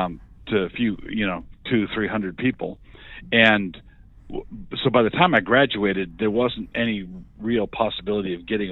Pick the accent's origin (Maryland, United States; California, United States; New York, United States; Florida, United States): Maryland, United States; Annapolis; moved away as an adult; now in Moscow, Idaho, United States; And when I got out, my parents had moved to Idaho. I'd grown up in Annapolis, Maryland. Okay. That's my hometown. But my parents had been in Ann Arbor for a brief time and then moved out to Moscow, Idaho.